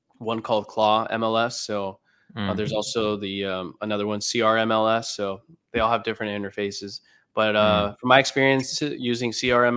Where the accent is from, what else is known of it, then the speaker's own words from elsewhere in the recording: Orange County, California, United States; it's my hometown doesn't mean you know, Orange County.